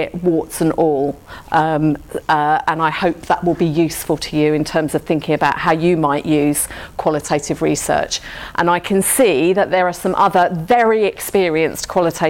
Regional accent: London, United Kingdom; I'm from South London, so I talk quite fast

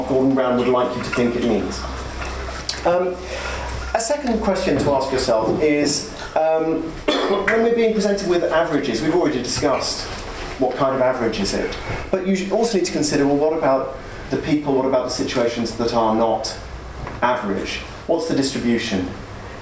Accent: United Kingdom; I'm a British economist.

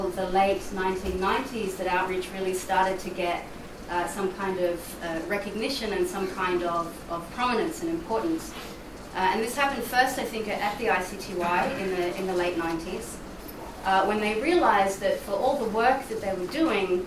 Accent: Australia; now in Brussels, Belgium; I'm based in Brussels. I'm actually from Australia

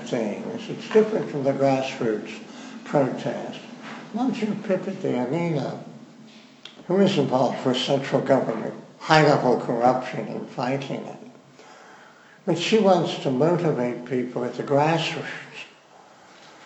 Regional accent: Missouri, United States; I am from Missouri

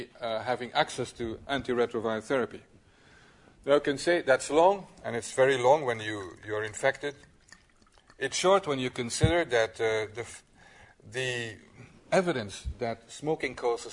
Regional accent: Belgium; in my country, I'm from Belgium

